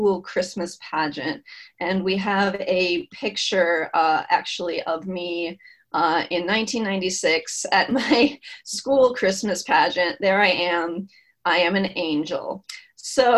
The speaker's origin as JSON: {"language": "English", "region": "Indiana", "country": "United States", "tie": "born or raised there", "moved": "yes", "lives_now": "Massachusetts, United States", "said": "I was born in Indiana, which is in the Midwest, as you probably know, and it's a more conservative area than Massachusetts. And I was born in the 80s. And when I grew up, I was in a very conservative area"}